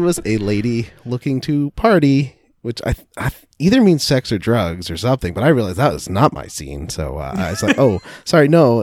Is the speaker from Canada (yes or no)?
yes; Canada; as a Canadian